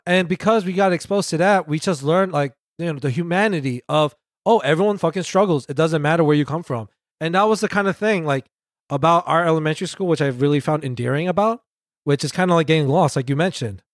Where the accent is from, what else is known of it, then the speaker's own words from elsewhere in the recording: New York City, New York, United States; I was born and raised in Queens.